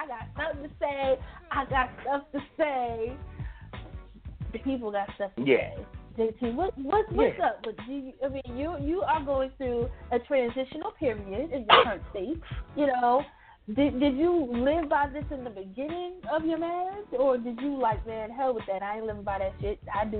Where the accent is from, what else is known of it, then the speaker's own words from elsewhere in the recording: Philadelphia, Pennsylvania, United States; I'm from Philly. We put jimmies on our ice cream.